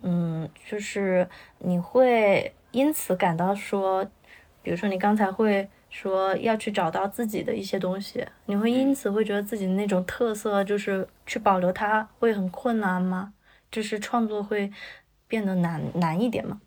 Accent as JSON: {"language": "Chinese", "region": "Chongqing", "country": "China", "said": "我是重庆的"}